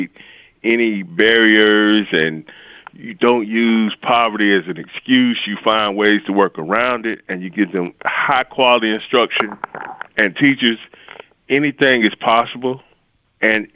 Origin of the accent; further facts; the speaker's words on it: Marion, South Carolina, United States; I grew up in Marion, South Carolina, which is, of course, like Robin just described, the PD